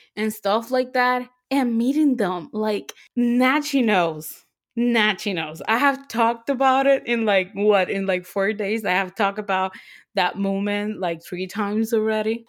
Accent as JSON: {"language": "English", "country": "Puerto Rico", "moved": "yes", "said": "Even though I live here, I always say that I'm from Puerto Rico"}